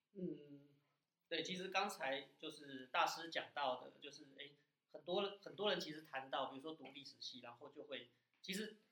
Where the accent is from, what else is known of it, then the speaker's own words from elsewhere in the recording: Hsinchu, Hsinchu City, Taiwan; also born or lived in Zhudong; 应该说我老家在竹东啦，但是我从，但是我小时，就是很小就搬到新竹市了